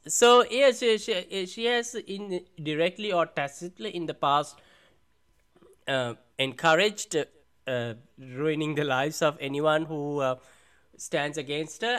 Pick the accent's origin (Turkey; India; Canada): India; accent: Indian; I gotta exaggerate it now to sound more Indian